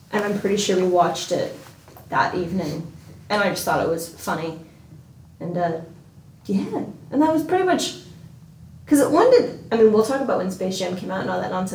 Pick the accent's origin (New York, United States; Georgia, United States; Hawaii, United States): Hawaii, United States; accent: American; now in Australia; I'm from Hawaii